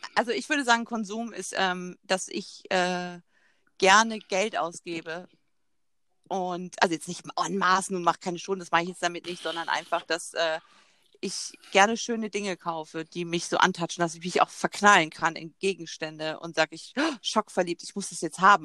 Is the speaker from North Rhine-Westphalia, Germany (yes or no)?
no; Zeven, Lower Saxony, Germany; als Kind ähm, bei Wischhusen, das war so ein Spielzeugladen bei uns in Zeven